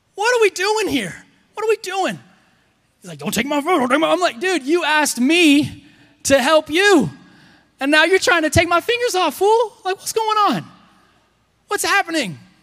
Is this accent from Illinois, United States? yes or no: no; Texas, United States; I'm Texan